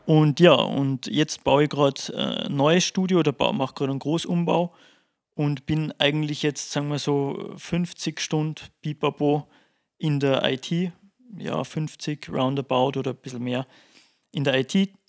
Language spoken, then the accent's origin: German; Salzburg, Austria; bei uns in Salzburg